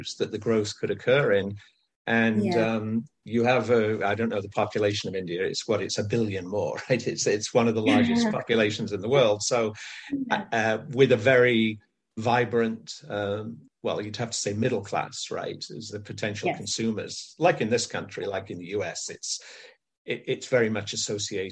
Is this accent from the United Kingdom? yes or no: yes; England, United Kingdom; moved away as an adult; now in California, United States; I live in the US now for many years, but I grew up in England